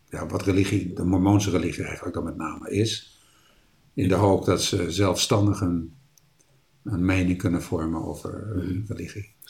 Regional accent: Zeist, Utrecht, Netherlands; born there; also born or lived in Rotterdam / New Guinea / Florida; ik ben geboren in Zeist, in midden-Nederland. En eh, ik ben de vierde van het gezin. We hebben in Zeist gewoond, in, in Rotterdam, in Nieuw-Guinea, Florida.

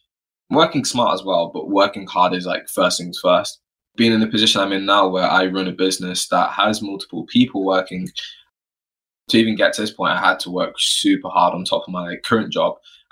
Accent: Florida, United States; born there; I was born in Florida, but my family are from the West Indies, a small little island called Montserrat, a volcanic island.

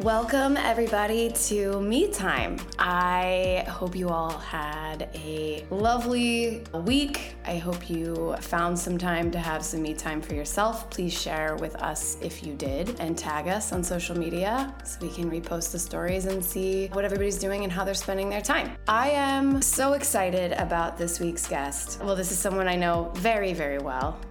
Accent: Louisville, Kentucky, United States; moved away; I went home to my hometown, Louisville, Kentucky

